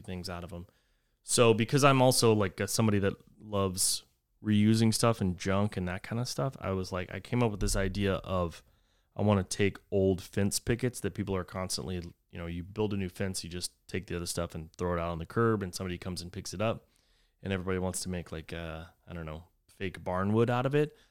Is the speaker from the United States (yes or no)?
yes; Texas, United States; whenever I grew up in Texas, we always would say the, that the devil's beating his wife